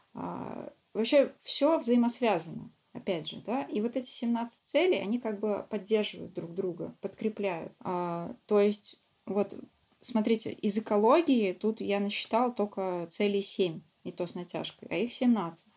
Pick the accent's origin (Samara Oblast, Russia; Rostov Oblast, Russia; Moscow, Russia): Samara Oblast, Russia; Samara; also born or lived in Ulyanovsk; не живу, а родительский мой город, я из Самары.